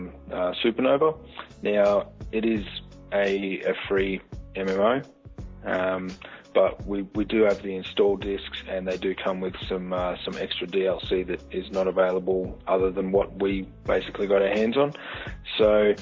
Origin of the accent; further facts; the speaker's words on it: Australia; we are all Australian on the podcast